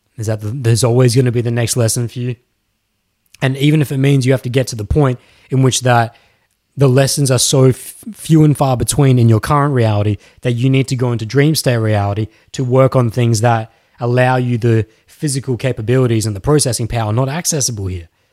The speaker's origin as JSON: {"language": "English", "country": "Australia", "said": "Yes, I am Australian"}